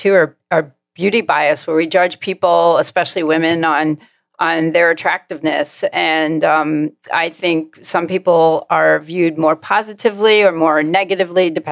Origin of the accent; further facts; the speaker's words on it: Long Island, New York, United States; I grew up on Long Island